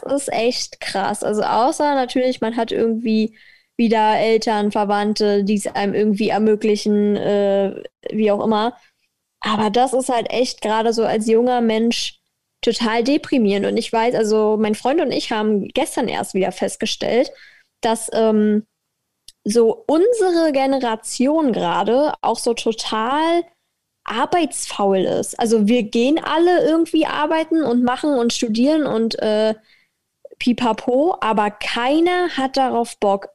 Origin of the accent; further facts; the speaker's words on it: Berlin, Germany; als äh, Berlinerin